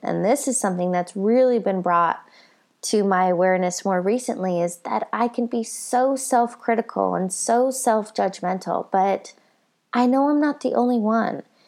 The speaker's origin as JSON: {"language": "English", "region": "Colorado", "country": "United States", "said": "I'm from Colorado"}